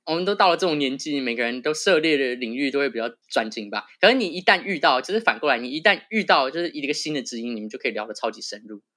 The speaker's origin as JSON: {"language": "Chinese", "town": "Banqiao", "region": "New Taipei", "country": "Taiwan", "tie": "born or raised there", "moved": "as an adult", "lives_now": "New York, United States", "said": "一个土生土长的台湾音啊，对好哦，赞。然后我是板桥人"}